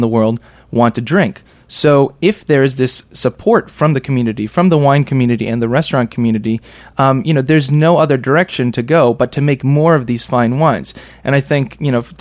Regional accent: New York City, New York, United States; I was coming back to New York City, as you mentioned, my hometown

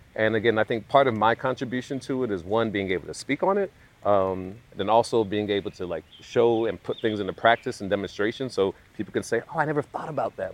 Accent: Southeast, United States; also born or lived in London, United Kingdom; growing up in the southeast

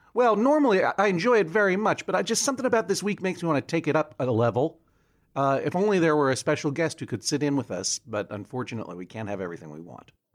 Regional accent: New England, United States; I'm from New England

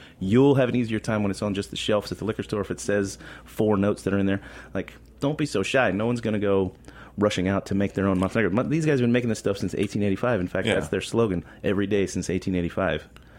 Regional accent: Florida, United States; I grew up in Florida.

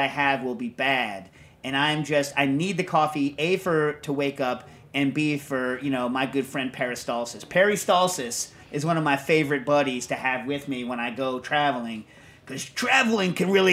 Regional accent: United States; as an American

